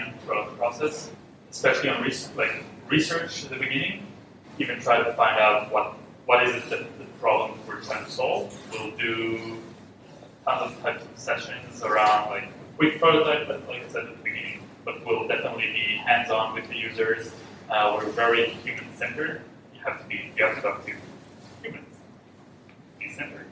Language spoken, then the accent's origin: English; Israel; moved away; I'm from Israel, and we have this culture in Israel